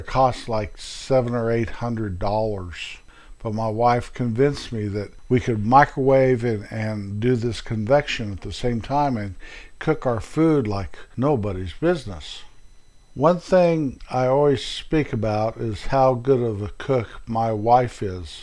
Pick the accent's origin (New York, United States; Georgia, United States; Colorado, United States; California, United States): Colorado, United States; moved away as an adult; also born or lived in Midwest; we moved from a little town I was raised in Colorado, to the Midwest